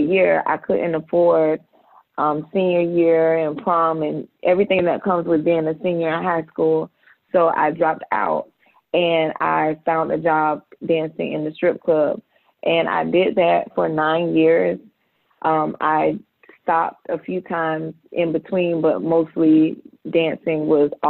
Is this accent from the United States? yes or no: yes; Jacksonville, Florida, United States; also born or lived in Ventura, California; we moved to Jacksonville, where we reside at now